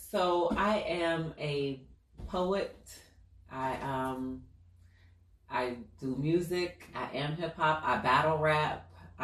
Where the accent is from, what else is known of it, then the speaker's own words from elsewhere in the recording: Orlando, Florida, United States; I'm born and raised in Orlando, so like I've done a bulk of my work here.